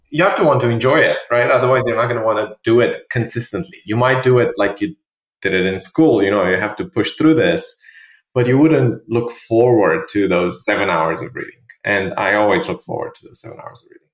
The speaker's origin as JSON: {"language": "English", "country": "Romania", "also_born_or_lived": "London, United Kingdom", "moved": "yes", "lives_now": "New York, United States", "said": "I'm originally from Romania."}